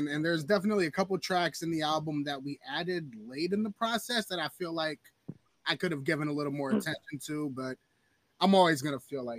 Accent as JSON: {"language": "English", "town": "Minneapolis", "region": "Minnesota", "country": "United States", "said": "we're both from Minneapolis."}